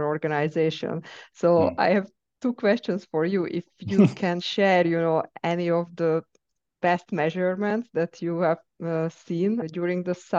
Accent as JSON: {"language": "English", "country": "Hungary", "moved": "yes", "said": "I was traveling to Hungary, to my home country"}